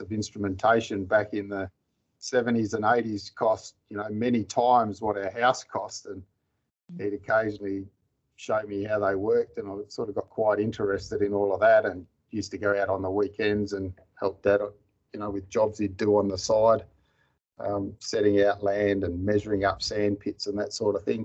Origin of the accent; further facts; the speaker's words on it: Mandurah, Western Australia, Australia; also born or lived in Tom Price, Western Australia; I grew up in Mandurah, which is a coastal town about 100 kilometres south of Perth